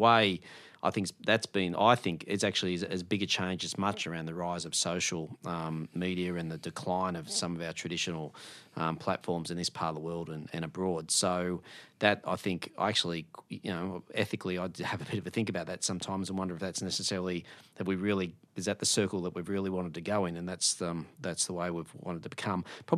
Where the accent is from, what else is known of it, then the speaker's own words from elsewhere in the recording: New South Wales, Australia; now in Melbourne, Australia; I grew up in the Hunter region in New South Wales. I live and reside in Melbourne, and I now hold a job in Canberra.